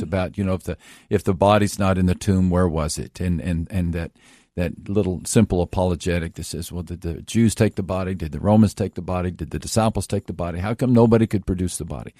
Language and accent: English; Texas, United States; I grew up in Texas